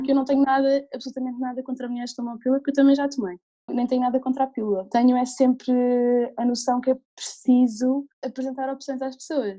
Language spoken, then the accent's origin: Portuguese; Alentejo, Portugal; moved away as an adult; also born or lived in England; eu cresci em no Alentejo